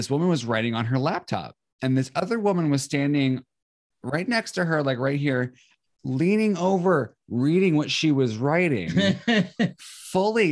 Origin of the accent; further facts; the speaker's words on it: Visalia, California, United States; also born or lived in Seattle, Washington; now in Los Angeles, United States; Born and raised California. I started off like small town, Visalia, California. Moved to Southern California when I was 13